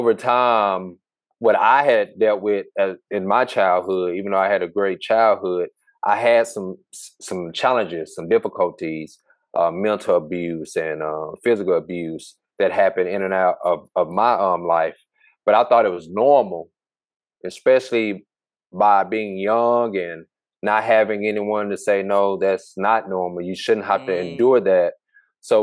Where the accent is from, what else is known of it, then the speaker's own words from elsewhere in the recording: Hope, Arkansas, United States; moved away as an adult; now in Dallas, United States; I'm from Hope, Arkansas, small town I grew up from